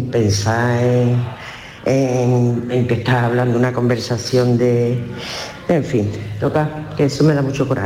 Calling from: Seville, Andalusia, Spain; de Sevilla.

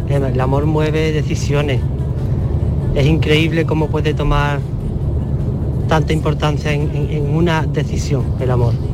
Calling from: Seville, Andalusia, Spain; Buenos días, soy … de Sevilla.

